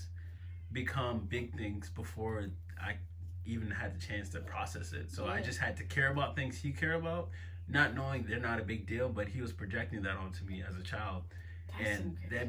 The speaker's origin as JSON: {"language": "English", "region": "New York", "country": "United States", "tie": "born or raised there", "also_born_or_lived": "Jamaica"}